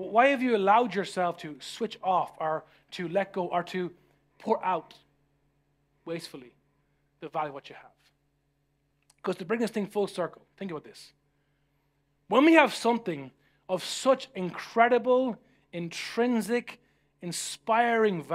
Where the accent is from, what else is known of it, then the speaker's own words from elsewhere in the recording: Ireland; Growing up in Ireland